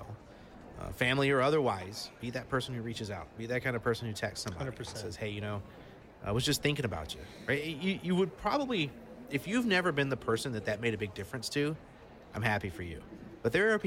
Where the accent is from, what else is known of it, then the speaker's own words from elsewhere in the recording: Deep South, United States; I'm from the Deep South. I grew up in the Deep South. I will remain in the Deep South.